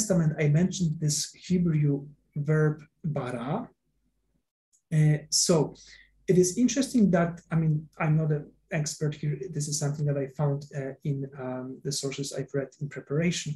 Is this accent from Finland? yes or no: no; Poland; I come from Poland